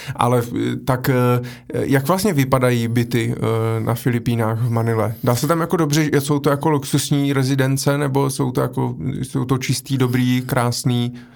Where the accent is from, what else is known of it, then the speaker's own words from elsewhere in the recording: Brno, South Moravian Region, Czechia; jsem jako z Brna